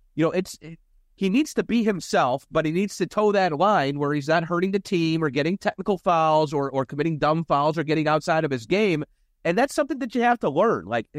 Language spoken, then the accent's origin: English; Cleveland, Ohio, United States; I grew up in Cleveland and I worked in Cleveland and I was, you know, a former Cavs fan.